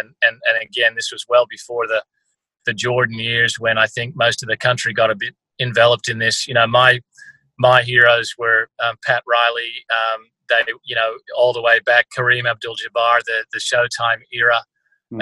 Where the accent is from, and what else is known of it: country Victoria, Australia; born or raised there; also born or lived in California, United States